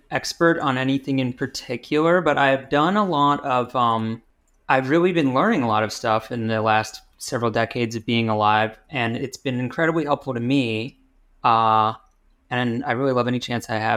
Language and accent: English; Rochester, New York, United States; now in Pittsburgh, United States; When I was growing up, I spent most of the time at my dad's house in the suburbs of Rochester, New York, which is sort of near Buffalo